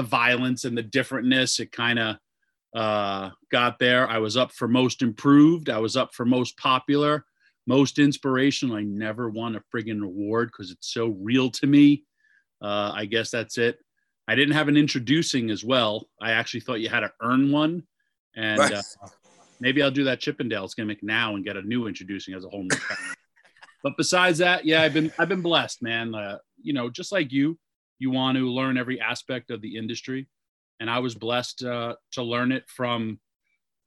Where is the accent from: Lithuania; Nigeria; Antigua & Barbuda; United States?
United States; Yonkers, New York; I was born in Yonkers, New York